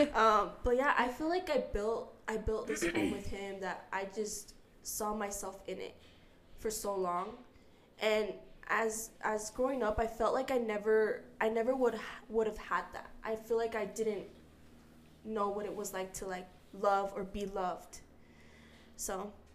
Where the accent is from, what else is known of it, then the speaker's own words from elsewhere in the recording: Utah, United States; also born or lived in San Diego, California / Guerrero, Mexico (family); so I am from California, San Diego, uh, but I was raised here in Utah